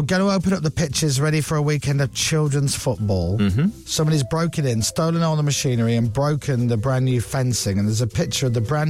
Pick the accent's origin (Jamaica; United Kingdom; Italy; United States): United Kingdom; That's what we're like as British people.